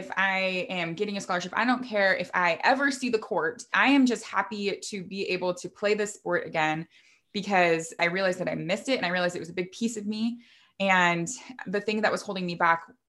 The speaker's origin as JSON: {"language": "English", "town": "Vancouver", "region": "Washington", "country": "United States", "tie": "born or raised there", "moved": "as an adult", "said": "my husband and I relocated back to where we grew up here in Vancouver, Washington"}